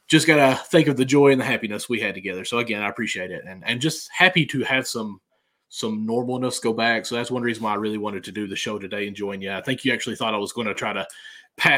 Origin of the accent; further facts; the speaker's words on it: southeastern Kentucky, United States; we live in southeastern Kentucky